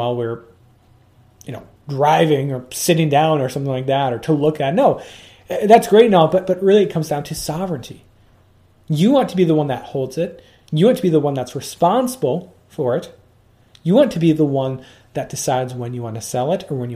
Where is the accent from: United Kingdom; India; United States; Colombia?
United States; as an American, or sorry, I should say as a U.S. citizen